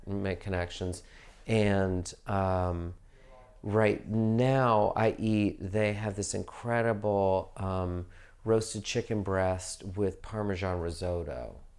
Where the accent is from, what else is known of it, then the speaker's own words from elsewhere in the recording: the South, United States; moved away; I grew up in the South